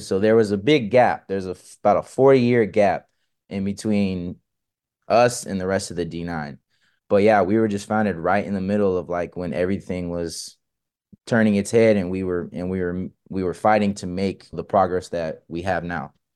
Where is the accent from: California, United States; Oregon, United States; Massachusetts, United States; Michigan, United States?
California, United States; Manteca; also born or lived in San Jose, California; I was raised here in the Central Valley. I was born in San Jose, but we came to Manteca when I was three and a half years old